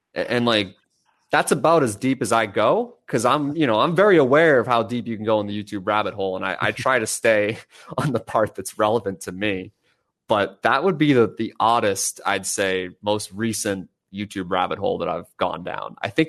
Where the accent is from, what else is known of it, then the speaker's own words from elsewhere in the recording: Northeast, United States; Like, I grew up in the Northeast. We have really good pizza out there.